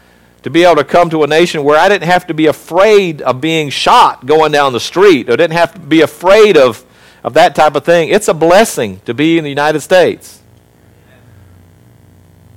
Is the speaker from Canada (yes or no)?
no; South Africa; born there; So when I was born in South Africa, I may have been born in that country.